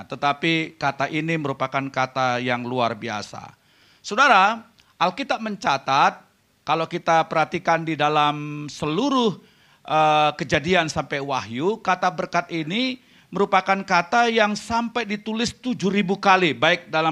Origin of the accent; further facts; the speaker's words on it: Jakarta, Indonesia; now in Vancouver, Canada; Saya dari Jakarta tetapi kami baru tinggal di Vancouver, Kanada selama dua tahun ini.